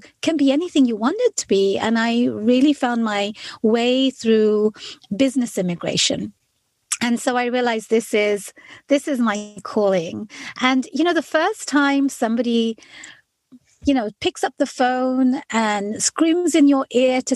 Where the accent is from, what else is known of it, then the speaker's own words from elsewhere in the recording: London, United Kingdom; moved away as an adult; now in United States; I am an immigrant to the United States. I was born and raised in London